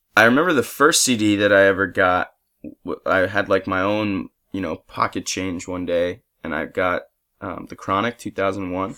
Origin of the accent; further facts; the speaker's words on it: Tenafly, New Jersey, United States; now in Los Angeles, United States; I'm from Tenafly, New Jersey, which is, uh, basically like a suburb of New York City, right over the George Washington Bridge